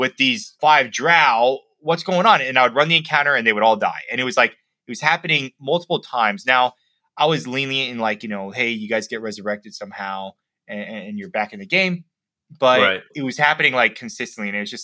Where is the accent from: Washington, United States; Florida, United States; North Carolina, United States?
Florida, United States; Miami; moved away as an adult; also born or lived in Savannah, Georgia / Minnesota; I'm from Miami, Florida.